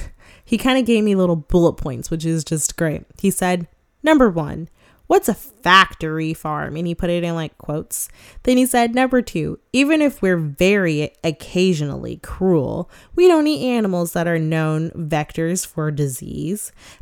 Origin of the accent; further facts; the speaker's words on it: United States; I mean, we're all American, so we all kind of have our own little like American ways.